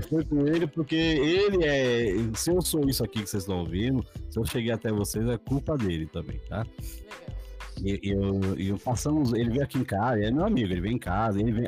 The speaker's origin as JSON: {"language": "Portuguese", "region": "São Paulo", "country": "Brazil", "tie": "born or raised there", "also_born_or_lived": "Itaquera", "said": "Eu cheguei, cheguei aqui com 5 anos de idade faz 40 anos que eu estou em São Mateus e valorizo muito esse lugar aqui"}